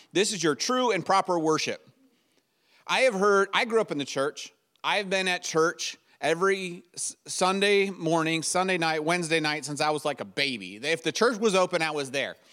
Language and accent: English; United States